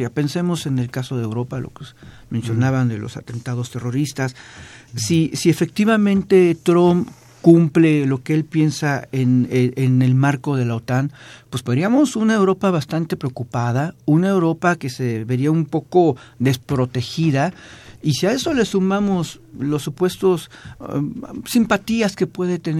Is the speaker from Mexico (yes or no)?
yes; Mexico; a nosotros como mexicanos